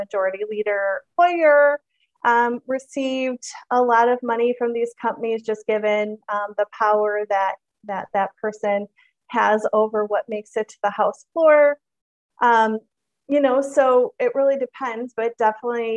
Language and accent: English; Michigan, United States; moved away; I am from Michigan originally.